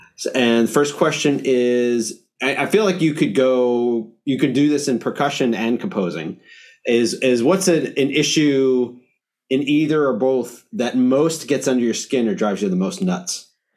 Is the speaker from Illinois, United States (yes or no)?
no; New York, United States; as a New Yorker